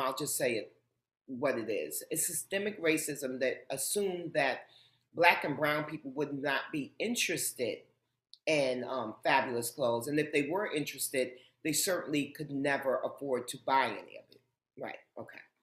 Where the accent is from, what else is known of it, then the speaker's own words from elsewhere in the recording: New York City, New York, United States; I grew up in Harlem, and contrary to popular belief, growing up in Harlem was not uh, a scary um, and uh, a hardship for me. Um, it was home